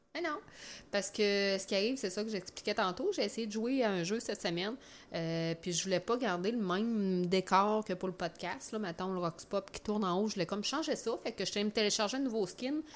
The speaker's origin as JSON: {"language": "French", "town": "Quebec City", "region": "Quebec", "country": "Canada", "tie": "born or raised there", "accent": "Beauceron", "moved": "yes", "lives_now": "Chaudière-Appalaches, Canada", "said": "je suis native dans le fond de Québec, mais ça fait des années que je reste en Chaudière-Appalaches, là, sur la rive sud"}